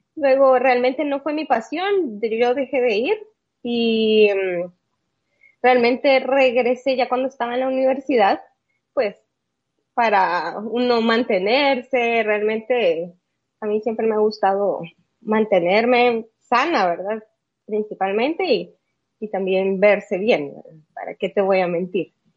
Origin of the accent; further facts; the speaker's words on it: El Salvador; Yo soy de El Salvador, como bien dice, yo, yo nací acá, vivo acá también